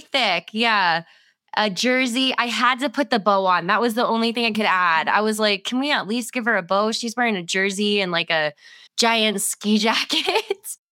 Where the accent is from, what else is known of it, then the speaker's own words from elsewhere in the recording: South Florida, United States; I grew up in South Florida